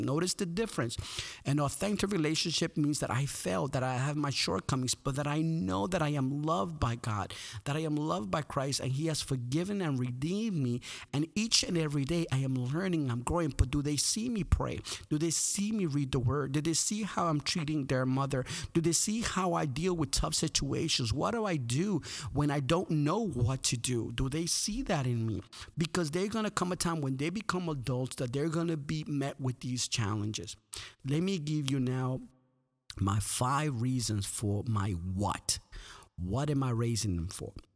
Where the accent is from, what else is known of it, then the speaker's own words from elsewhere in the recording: Guatemala; moved away; I was born in Guatemala